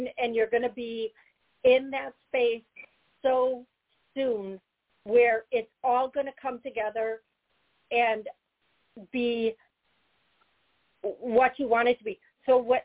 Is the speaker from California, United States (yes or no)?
no; Eau Claire, Wisconsin, United States; moved away; that's where I was born.